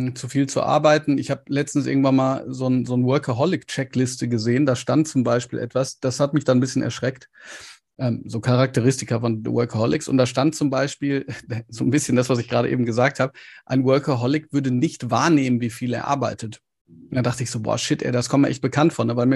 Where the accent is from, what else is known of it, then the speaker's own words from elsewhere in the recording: Ruhr area, North Rhine-Westphalia, Germany; ich weiß, ich komme auch aus dem Pott, von daher.